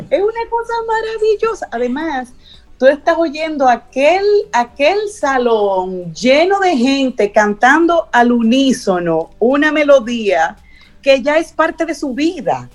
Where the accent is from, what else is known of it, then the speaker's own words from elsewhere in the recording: Santiago de los Caballeros, Santiago, Dominican Republic; así muy pequeñito, unas navidades en Santiago. Nosotros vivíamos en una casita que queda frente a las Tres Cruces